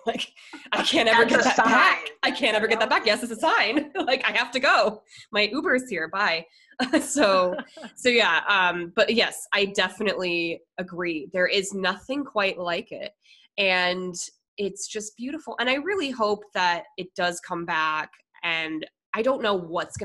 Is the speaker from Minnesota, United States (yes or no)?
yes; Minnesota, United States; moved away; also born or lived in Denver; I was born in Minnesota.